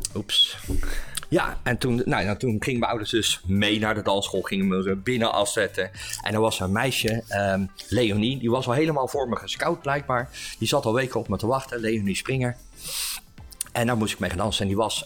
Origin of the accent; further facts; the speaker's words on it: Leiden, South Holland, Netherlands; moved away as an adult; also born or lived in Steenbergen; now in The Hague, Netherlands; ik ben geboren en getogen in Leiden. En, en ik woon nu inmiddels in Den Haag